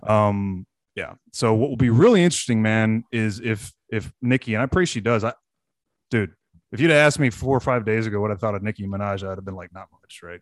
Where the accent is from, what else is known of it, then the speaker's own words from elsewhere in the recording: Texas, United States; as a Texan